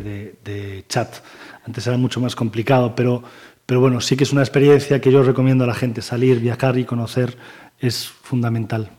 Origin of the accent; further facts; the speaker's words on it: Pontevedra, Galicia, Spain; Yo nací en Pontevedra, vivo en Pontevedra, trabajo en Pontevedra y disfruto de Pontevedra